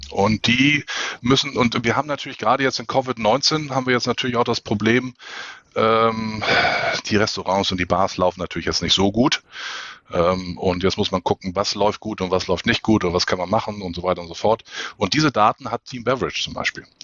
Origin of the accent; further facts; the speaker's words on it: Hamburg, Germany; Ich als Hamburger, ich leide da so ein bisschen drunter.